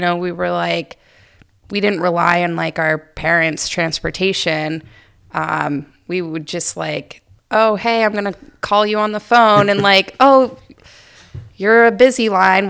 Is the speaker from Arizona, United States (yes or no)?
no; Mapleton, Maine, United States; I grew up in Aroostook County in a little town called Mapleton, right outside of Presque Isle.